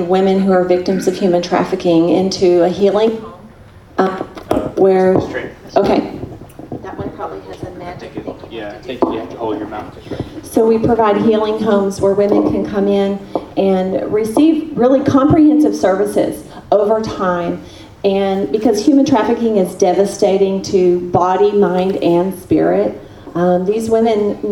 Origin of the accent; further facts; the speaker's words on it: Texas, United States; moved away; my home state of Texas